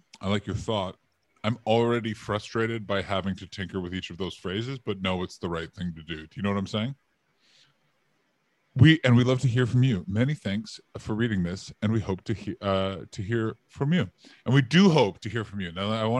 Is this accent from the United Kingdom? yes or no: yes; United Kingdom; But yeah, but we are Brit.